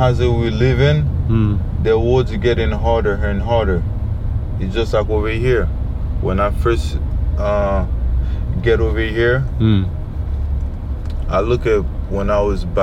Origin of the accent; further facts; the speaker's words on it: Port-au-Prince, Ouest, Haiti; moved away; also born or lived in Saint-Marc, Haiti; I grew up in Capital and Port-au-Prince.